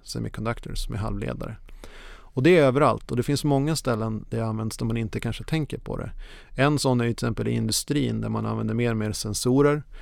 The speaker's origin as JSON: {"language": "Swedish", "region": "Norrland", "country": "Sweden", "tie": "born or raised there", "moved": "yes", "lives_now": "Copenhagen, Denmark", "said": "jag är precis som du norrlänning i grunden"}